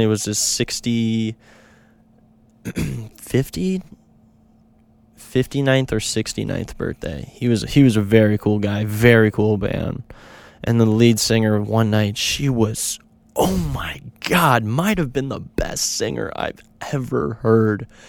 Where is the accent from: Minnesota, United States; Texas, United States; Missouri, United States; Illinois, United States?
Minnesota, United States; Minneapolis; I'm from Minneapolis